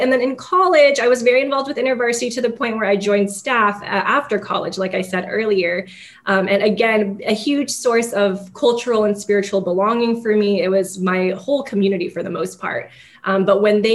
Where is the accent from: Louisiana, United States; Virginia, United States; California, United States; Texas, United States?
California, United States; San Gabriel Valley, Los Angeles area; moved away as an adult; originally I'm from Los Angeles area, from San Gabriel Valley, which people who are familiar with that area know that it is an ethnic enclave with predominantly Asian and a handful of Latinx immigrants. You can get away with living in San Gabriel Valley and probably never learning English, which is one of the greatest things about it. And so I grew up around a lot of people who looked like me